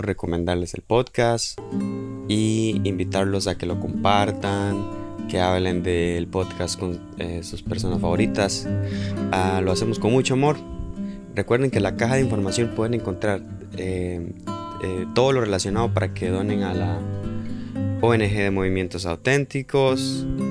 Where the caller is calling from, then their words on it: Costa Rica; saludos desde Costa Rica